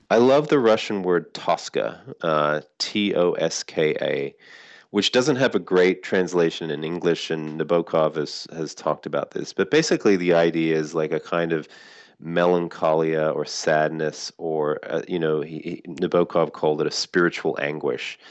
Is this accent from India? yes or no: no; Sydney, New South Wales, Australia; moved away as an adult; now in United States; I grew up in Sydney. I've lived in the States for, you know, most of the last twenty-five years.